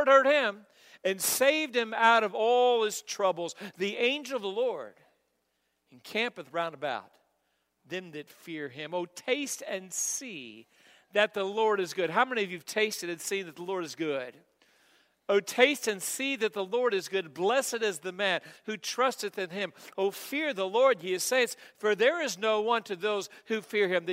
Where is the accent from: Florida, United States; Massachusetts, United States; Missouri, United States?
Missouri, United States; now in Kentucky, United States; I'm from Missouri